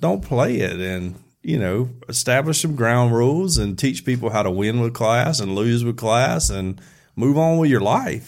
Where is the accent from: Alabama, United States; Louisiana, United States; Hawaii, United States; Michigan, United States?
Alabama, United States; we're from Alabama.